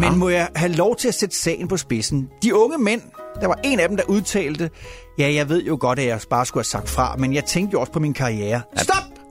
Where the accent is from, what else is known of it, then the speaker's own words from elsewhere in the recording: Denmark; moved away; hjemme i Danmark